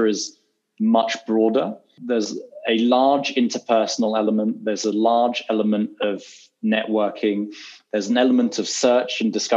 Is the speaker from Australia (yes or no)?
no; London, United Kingdom; moved away as an adult; now in New York, United States; born in London and I was educated in London. And barring sort of a year or so, I've never lived anywhere else.